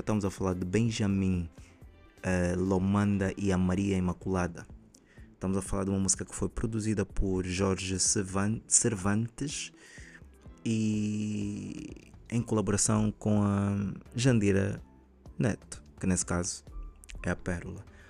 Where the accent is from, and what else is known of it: Angola